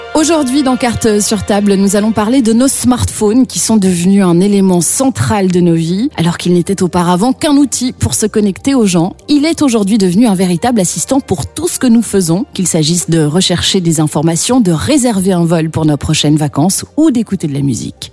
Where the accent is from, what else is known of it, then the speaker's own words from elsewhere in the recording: Belgium; chez nous en Belgique